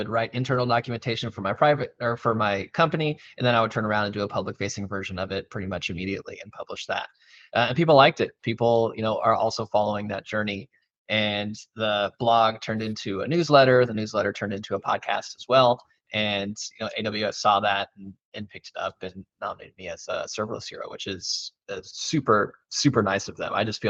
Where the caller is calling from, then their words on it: Dallas, Texas, United States; Yeah, so I am joining you out of Dallas, Texas.